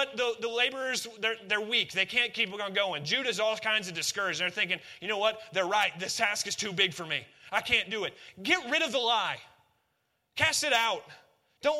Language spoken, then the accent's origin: English; Northwest Missouri, United States; we're from Northwest Missouri